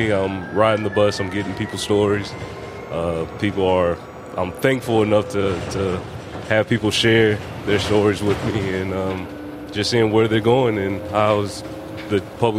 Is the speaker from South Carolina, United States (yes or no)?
yes; Greenville, South Carolina, United States; also born or lived in Grand Rapids, Michigan; I've been in Greenville for 31 years. So, yeah, I'm a native.